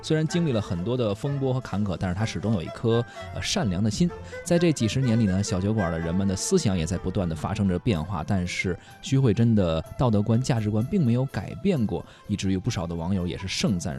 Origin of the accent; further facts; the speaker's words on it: Shanghai, China; 哎呀，这个一看就不是我们上海土土生土长。